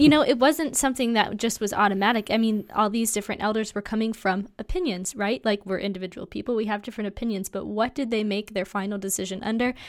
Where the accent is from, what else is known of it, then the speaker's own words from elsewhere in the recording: United States; American Christians